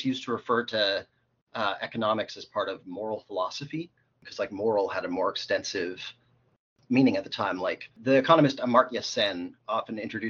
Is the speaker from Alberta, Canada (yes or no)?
yes; Calgary, Alberta, Canada; moved away as an adult; also born or lived in Baltimore, United States; now in Toronto, Canada; I was born in Baltimore, grew up in Calgary, came out to U of T for school